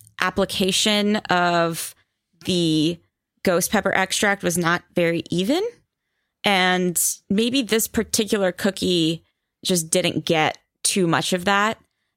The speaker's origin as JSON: {"language": "English", "country": "India", "said": "I mean, I'll be honest, as an Indian person, like Thai spicy scares me."}